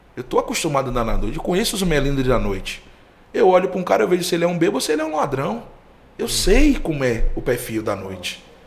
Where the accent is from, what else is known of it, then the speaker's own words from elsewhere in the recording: Salvador, Bahia, Brazil; eu sou cria de Cajazeiras, né? Um bairro